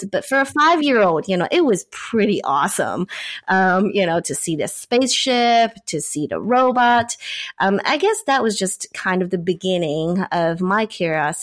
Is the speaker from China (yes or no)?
yes; China; I grew up in China